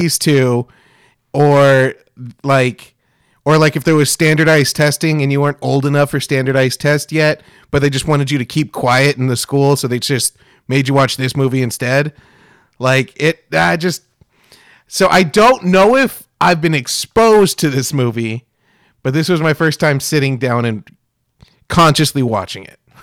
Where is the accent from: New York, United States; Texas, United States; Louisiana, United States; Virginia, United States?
Texas, United States; Kingsville; growing up in South Texas